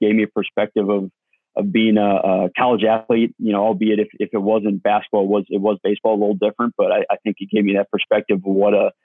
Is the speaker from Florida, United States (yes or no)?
no; St. Louis, Missouri, United States; I grew up in St. Louis, Missouri